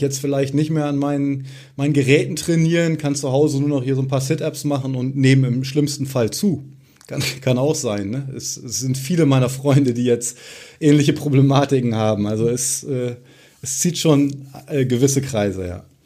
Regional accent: near Osnabrück, Lower Saxony, Germany; moved away as an adult; Ich selbst komme gebürtig auch äh, aus der Nähe von Osnabrück, aus einem kleinen äh, Örtchen

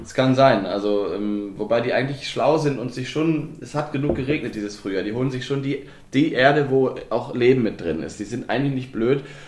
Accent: the West, West Germany, Germany; moved away as an adult; now in Brandenburg, Germany; bei mir damals im Westen

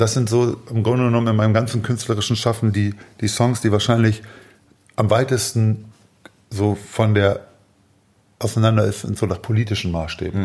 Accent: Hamburg, Germany; ich komme aus dem Süden Hamburgs, mhm. also südlich der Elbe

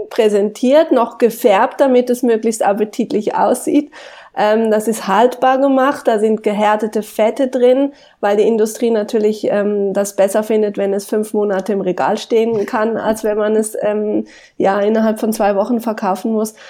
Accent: Switzerland; bei uns in der Schweiz

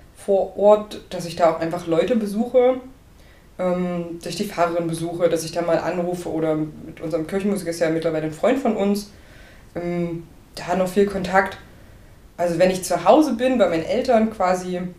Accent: Burgscheidungen, Saxony-Anhalt, Germany; moved away; ich komme aus Burg Scheidungen. Das ist nicht so weit weg von Laucha

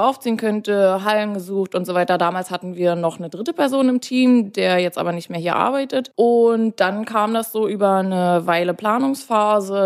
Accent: Bavaria, Germany; moved away as an adult; now in Berlin, Germany; Ich komme ursprünglich aus Bayern

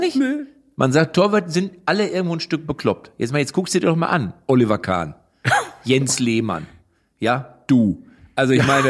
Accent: Lippstadt, North Rhine-Westphalia, Germany; Ich komme ja aus Lippstadt.

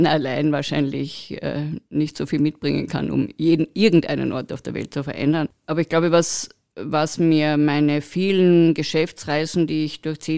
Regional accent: Carinthia, Austria; Wir reden als Kärntner sehr viel, dass es hier so schön ist und wie schön wir es hier haben

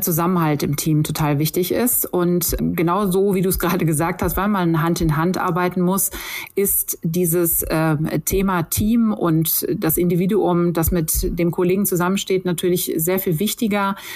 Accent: Sauerland, North Rhine-Westphalia, Germany; in meinem Heimatort im Sauerland

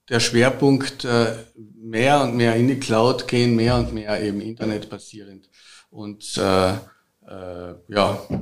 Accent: Carinthia, Austria; Habe ich auch schon mehrmals studiert, halt als Kärntner mir besonders am Herzen.

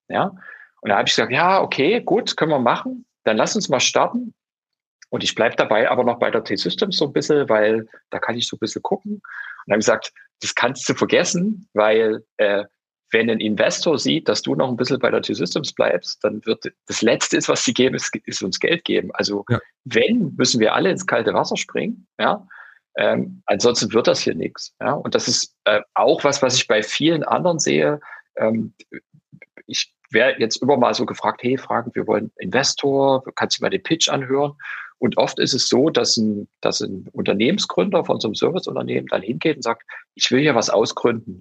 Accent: Dresden, Saxony, Germany; Ich bin, äh, ich bin Dresdner, original, und bin in Dresden aufgewachsen

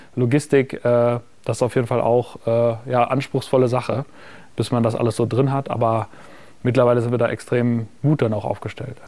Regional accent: Münster, North Rhine-Westphalia, Germany; moved away; damals habe ich ja noch in meiner Heimatstadt Münster gewohnt

